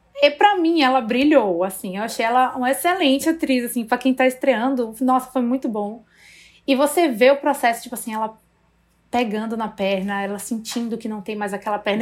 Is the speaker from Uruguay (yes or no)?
no; Brazil; a gente como brasileiro